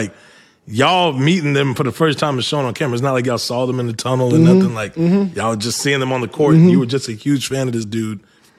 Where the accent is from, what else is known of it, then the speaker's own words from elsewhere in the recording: United States; I'm like from the States, man.